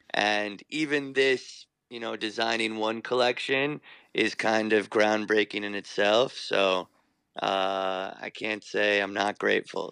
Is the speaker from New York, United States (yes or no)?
yes; New York, United States; I was born in New York